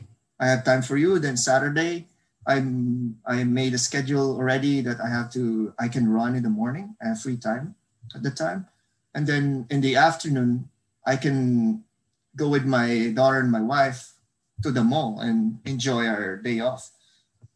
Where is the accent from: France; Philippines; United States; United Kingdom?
Philippines; Bacolod, Negros Occidental; moved away as an adult; now in North Vancouver, Canada; I'm Filipino. I was born and raised in the Philippines in one of the provinces in Southern Fark, which is called Bacolod City. I came here when I was 26 years old